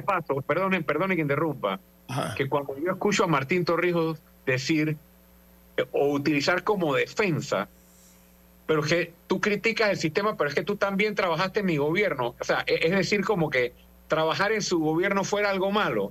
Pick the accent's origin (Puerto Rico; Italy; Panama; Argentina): Panama; fui como panameño